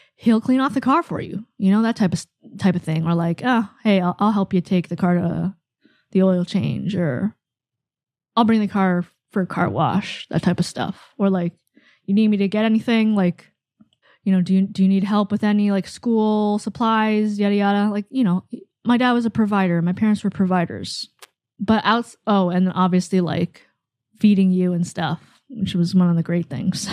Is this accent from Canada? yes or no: yes; Canada; I'm Canadian, I mean, I'm Asian Canadian